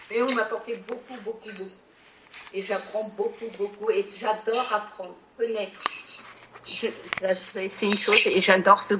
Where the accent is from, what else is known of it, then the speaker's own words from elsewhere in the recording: Normandy, France; Ah oui, oui, je suis une pure Normande.